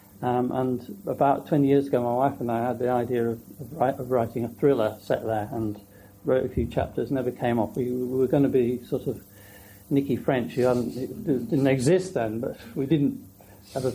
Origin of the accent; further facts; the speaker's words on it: Yorkshire Dales, Yorkshire and the Humber, United Kingdom; now in London, United Kingdom; I grew up in the Yorkshire Dales